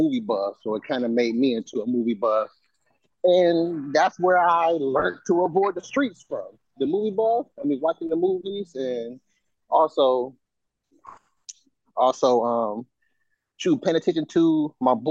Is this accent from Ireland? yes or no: no; Detroit, Michigan, United States; I grew up on Schoolcraft, if anybody know where that is in Detroit.